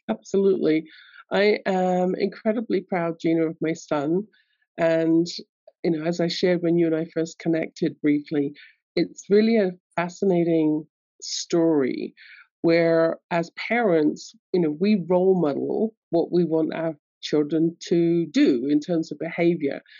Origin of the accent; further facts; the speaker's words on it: London, United Kingdom; I grew up in London, England, as you can tell from my accent.